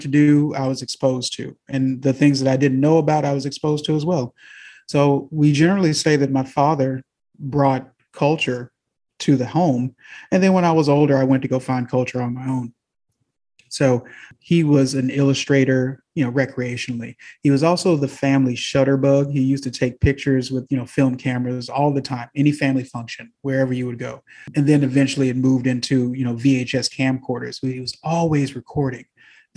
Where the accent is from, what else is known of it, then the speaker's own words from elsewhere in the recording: Houston, Texas, United States; also born or lived in Hong Kong / Stansted, United Kingdom; I'm from the South, born in Houston, Texas, primarily raised here as well